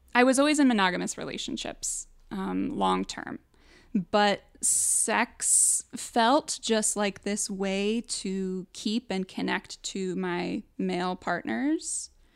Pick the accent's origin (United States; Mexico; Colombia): United States; Midwest; I grew up in the Midwest.